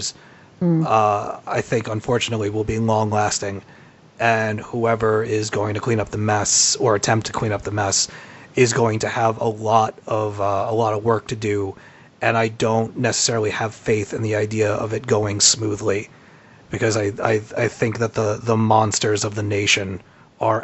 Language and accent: English; United States; my home country of America